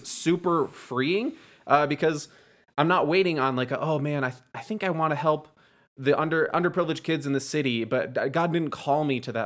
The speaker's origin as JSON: {"language": "English", "region": "East Coast", "country": "United States", "moved": "yes", "said": "I'm actually from the East Coast"}